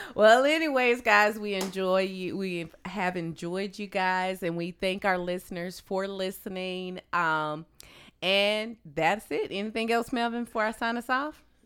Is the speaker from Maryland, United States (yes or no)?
no; Tennessee, United States; I'm from Tennessee.